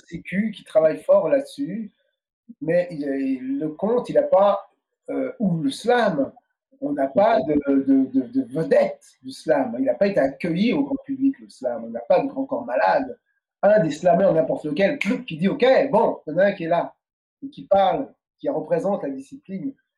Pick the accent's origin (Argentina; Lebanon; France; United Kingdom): France; moved away as an adult; also born or lived in Paris; now in Quebec, Canada; Nous, on est nés en France. Euh, ses enfants, et nous, on est français. On est surtout dans notre enfance, on était plus français que martiniquais